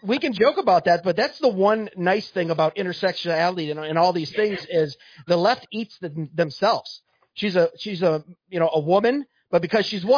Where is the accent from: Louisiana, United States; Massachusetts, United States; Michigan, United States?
Michigan, United States; Monroe County; I'm from Monroe County